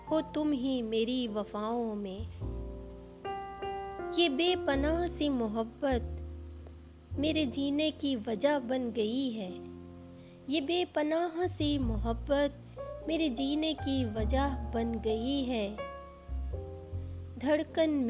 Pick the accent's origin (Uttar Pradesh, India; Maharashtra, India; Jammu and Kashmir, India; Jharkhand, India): Uttar Pradesh, India; Lucknow; मैं लखनऊ से ताल्लुक़ रखती हूँ